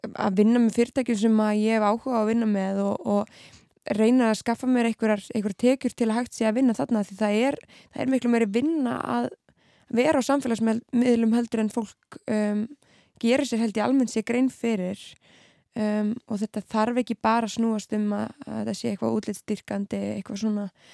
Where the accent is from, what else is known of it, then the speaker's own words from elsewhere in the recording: Keflavík, Southern Peninsula, Iceland; moved away as an adult; now in Reykjavík, Iceland; ég er uppalinn allavega í Keflavík mm. og bjóð þar eiginlega allt mitt líf.